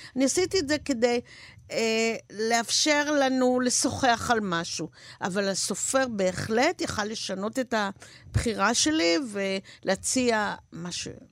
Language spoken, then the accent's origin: Hebrew; Haifa, Haifa District, Israel; now in Hod HaSharon, Israel; אני ילידת חיפה אמנם, וגרה היום בהוד השרון